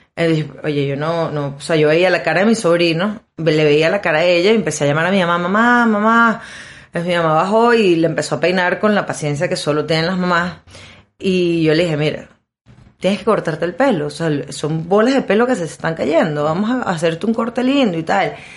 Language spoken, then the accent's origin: Spanish; Maracaibo, Zulia, Venezuela; a nosotros como buenos maracuchos